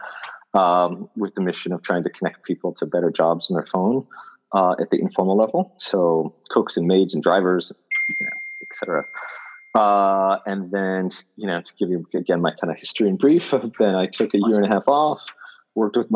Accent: Bay Area, California, United States; moved away as an adult; now in Bangalore, India; I was born in America, in California. I basically grew up all over the Bay Area

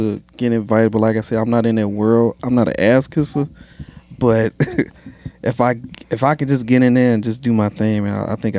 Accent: Chicago, Illinois, United States; I'm from Chicago.

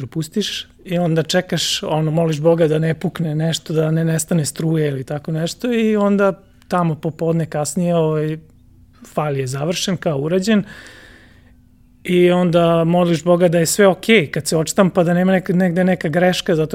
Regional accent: Zrenjanin, Vojvodina, Serbia; rođen sam u Zrenjaninu

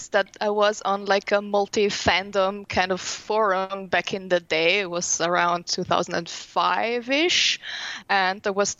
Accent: Italy; moved away as an adult; now in Vienna, Austria; Well, I'm originally from Italy, but I've lived in Vienna now for 12 years. So I consider it my hometown show.

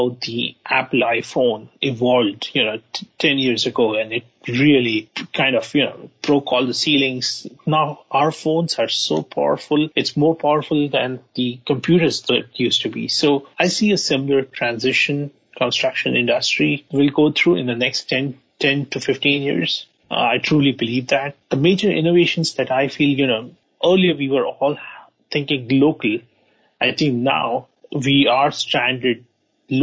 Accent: India; moved away as an adult; now in United States; I'm from India.

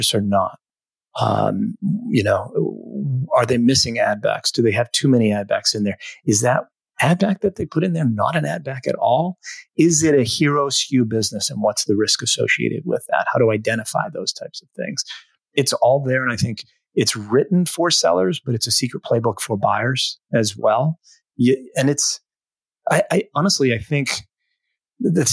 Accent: New England, United States; I'm from New England

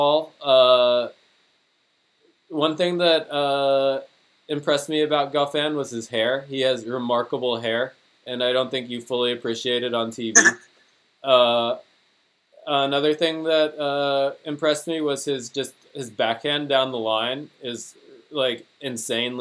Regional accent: United States; accent: American; my American accent

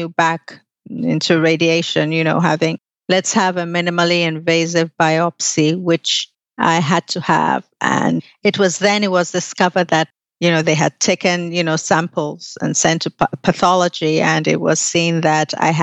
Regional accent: Nigeria; moved away; I was in Nigeria at the time. I'm Nigerian.

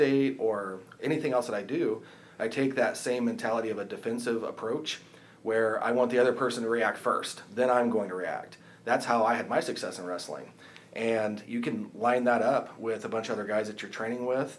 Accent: Middletown, Indiana, United States; we also have an office in Middletown, which is just across the county line in Henry County, but that's my hometown.

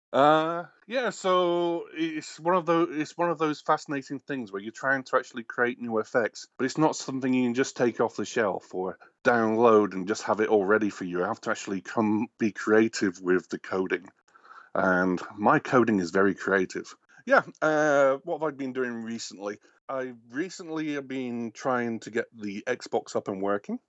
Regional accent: England, United Kingdom; moved away as an adult; now in Canada; I'm obviously not American. I am English originally

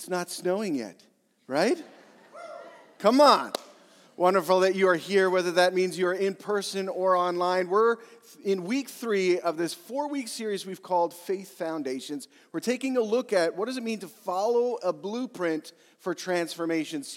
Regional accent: Yorkton, Saskatchewan, Canada; I was born in Yorkton, Saskatchewan

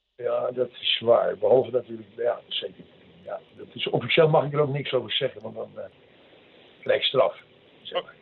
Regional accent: Bergen, North Holland, Netherlands; moved away as an adult; also born or lived in Den Helder / Alkmaar / Tenerife; in Bergen ben ik eigenlijk, uit, daar kom ik van huis uit een beetje vandaan. Ik heb de middelbare school gezeten in Alkmaar.

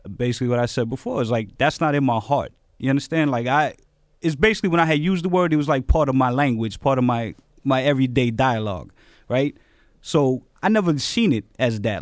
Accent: New York City, New York, United States; also born or lived in Bronx; I grew up in Queens, was in East New York a lot, Bronx

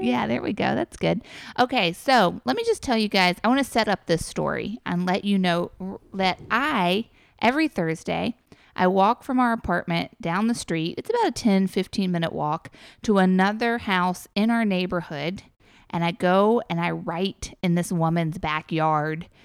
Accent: New York, United States; now in Los Angeles, United States; I'm from New York

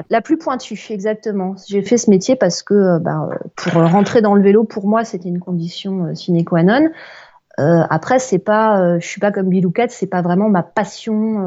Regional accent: Alsace, Grand Est, France; now in Paris, France; j'ai passé mes vacances en Alsace, donc je suis retournée dans, ma, dans mon bled d'origine

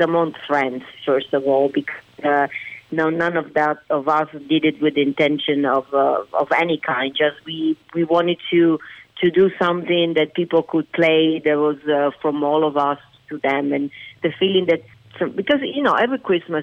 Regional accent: Venice, Veneto, Italy; English is a second language; moved away as an adult; now in Las Vegas, United States; being born and raised in Italy

